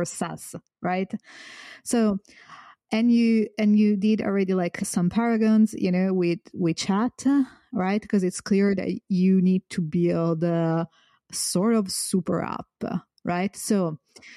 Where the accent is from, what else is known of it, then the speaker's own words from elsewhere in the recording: Florence, Tuscany, Italy; I come from Florence